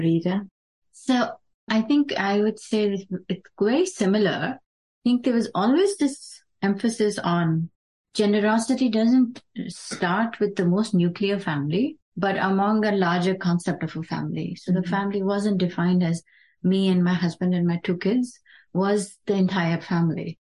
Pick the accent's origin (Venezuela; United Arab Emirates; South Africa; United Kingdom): United Arab Emirates; Dubai; now in United States; we grew up in Dubai